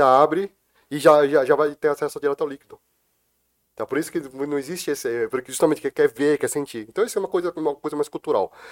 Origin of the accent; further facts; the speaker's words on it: Brazil; eu sou brasileiro, sou descendente de chineses, sou brasileiro